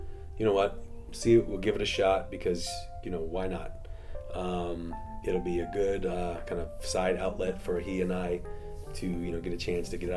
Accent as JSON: {"language": "English", "region": "Florida", "country": "United States", "tie": "born or raised there", "said": "I grew up in Florida, and my parents were from Texas"}